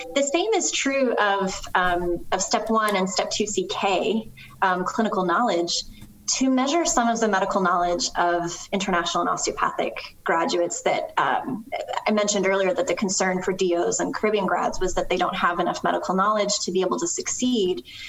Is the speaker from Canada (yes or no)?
yes; Canada; moved away; I'm originally from Canada.